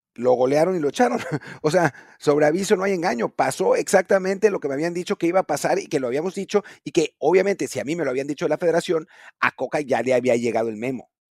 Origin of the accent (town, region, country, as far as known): Mexico